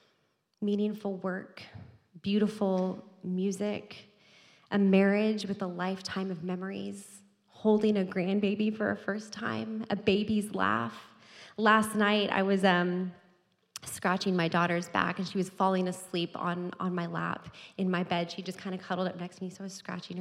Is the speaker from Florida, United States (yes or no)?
no; Texas, United States; moved away; I'm from Texas